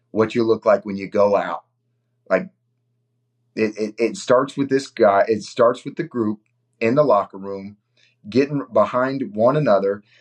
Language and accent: English; Indiana, United States; my home state, to represent Indiana